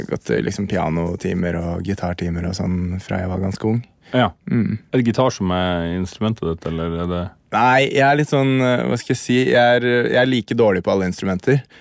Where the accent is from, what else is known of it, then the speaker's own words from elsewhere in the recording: Hamar, Innlandet, Norway; Jeg er fra Hamar